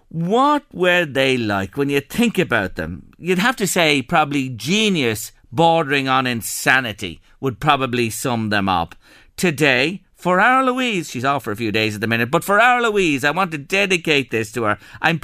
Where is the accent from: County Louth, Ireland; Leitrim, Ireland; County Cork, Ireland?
County Louth, Ireland; Castlebellingham; I'm going to actually get the book because I grew up in Castle Bellingham. I remember the post office well there and the postmistresses over the years.